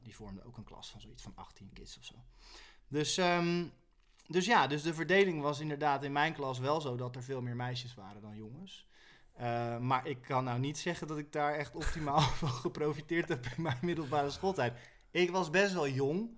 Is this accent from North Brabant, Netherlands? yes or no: no; Rotterdam, South Holland, Netherlands; ik kom uit Rotterdam